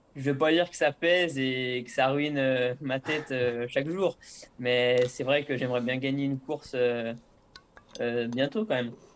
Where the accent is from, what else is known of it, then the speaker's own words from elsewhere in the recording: La Motte-Servolex, Auvergne-Rhône-Alpes, France; also born or lived in Chambéry / La Biolle; je suis né à Chambéry, mais j'ai passé mon enfance à la mode Servolex